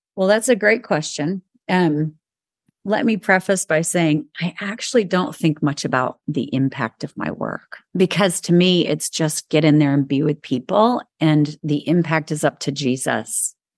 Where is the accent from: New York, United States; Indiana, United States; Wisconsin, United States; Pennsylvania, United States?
New York, United States; moved away; also born or lived in the South; I'm a New Yorker